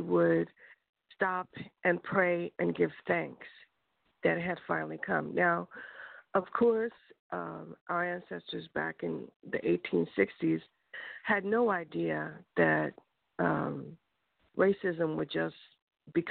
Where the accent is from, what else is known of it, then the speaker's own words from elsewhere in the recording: Philadelphia, Pennsylvania, United States; moved away; I'm from Philadelphia, Pennsylvania, and they don't have Juneteenth there when I was growing up